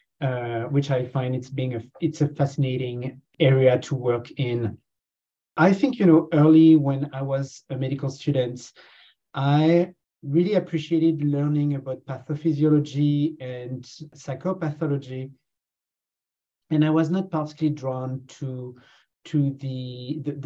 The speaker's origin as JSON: {"language": "English", "country": "France", "also_born_or_lived": "Canada", "accent": "French", "moved": "as an adult", "lives_now": "Hamilton, Canada", "said": "You know from my accent that I come from France, and I've been here for the past 10 years."}